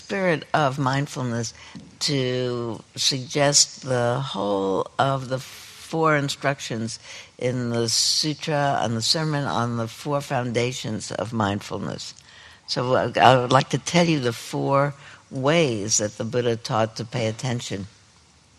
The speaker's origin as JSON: {"language": "English", "town": "New York City", "region": "New York", "country": "United States", "tie": "born or raised there", "moved": "yes", "said": "I grew up there"}